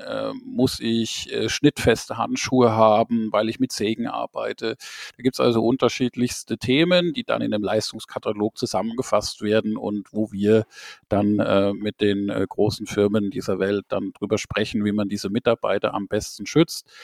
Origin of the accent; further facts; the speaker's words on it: Rhineland-Palatinate, Germany; Ich bin in der Pfalz geboren.